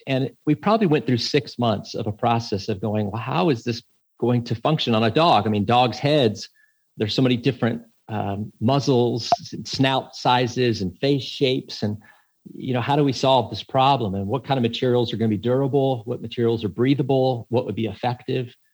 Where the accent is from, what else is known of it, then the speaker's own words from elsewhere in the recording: Texas, United States; I grew up in Texas